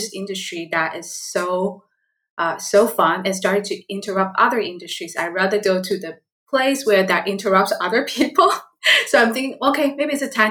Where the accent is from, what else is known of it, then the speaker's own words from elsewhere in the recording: Taiwan; English is a second language; moved away as an adult; now in Seattle, United States; I was born and raised in Taiwan